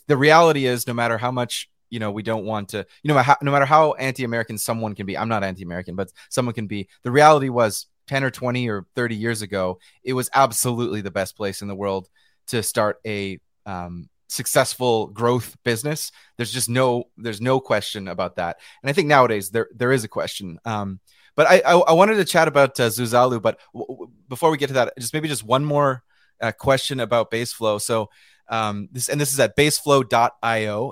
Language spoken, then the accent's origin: English; British Columbia, Canada; also born or lived in New York, United States; I'm from British Columbia in Western Canada